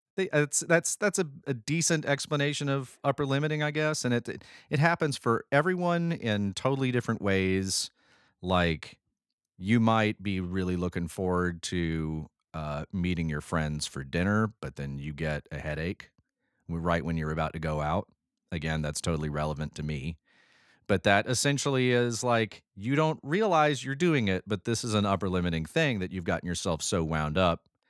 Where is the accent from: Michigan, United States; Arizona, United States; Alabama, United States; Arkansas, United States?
Alabama, United States; we've got two Alabamians